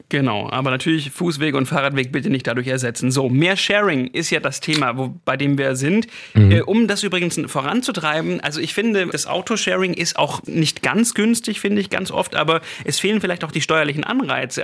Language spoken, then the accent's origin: German; Stuttgart, Baden-Württemberg, Germany; Als Stuttgarter